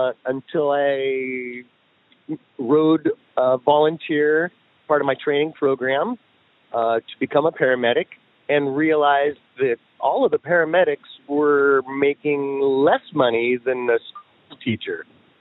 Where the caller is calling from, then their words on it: Portland, Oregon, United States; I'm calling from Southeast Portland.